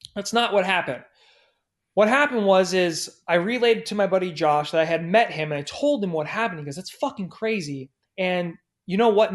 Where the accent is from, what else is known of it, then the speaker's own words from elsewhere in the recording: San Diego, California, United States; my hometown in San Diego